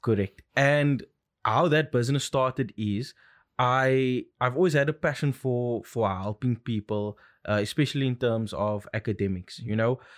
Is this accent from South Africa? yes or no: yes; Cape Town, Western Cape, South Africa; born and bred in Cape Town, lived here my whole life